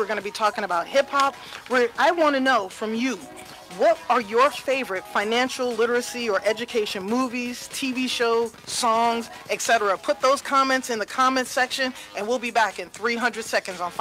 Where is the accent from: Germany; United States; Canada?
United States; New York City, New York; I grew up on Cedric Avenue in the Bronx